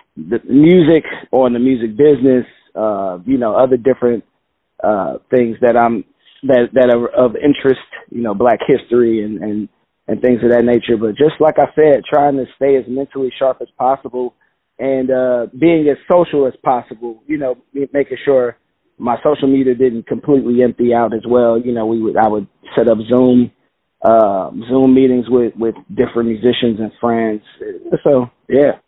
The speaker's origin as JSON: {"language": "English", "town": "Chicago", "region": "Illinois", "country": "United States", "tie": "born or raised there", "moved": "yes", "lives_now": "New York, United States", "said": "growing up in Chicago, grew up on the South Side"}